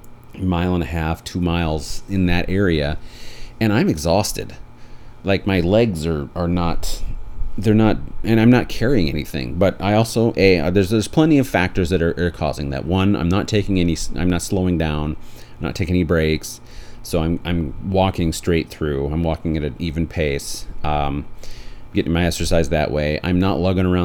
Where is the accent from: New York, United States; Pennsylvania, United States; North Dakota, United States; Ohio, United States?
North Dakota, United States; Beulah; now in Portland, United States; Both my wife and I were raised in Beulah, North Dakota